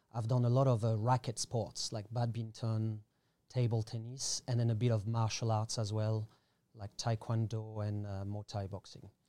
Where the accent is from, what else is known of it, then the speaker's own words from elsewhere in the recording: Paris, Île-de-France, France; English is a second language; moved away as an adult; also born or lived in Australia / Thailand; now in Koh Tao, Thailand; I was born in Paris